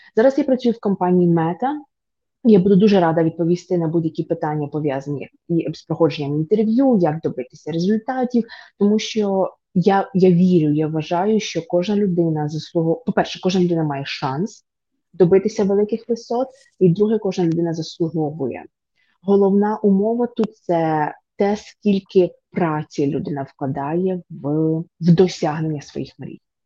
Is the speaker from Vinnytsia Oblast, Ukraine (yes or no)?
yes; Vinnytsia Oblast, Ukraine; also born or lived in Poland; now in United States; я з дуже звичайної родини, тобто я з Вінницької області, я з малесенького містечка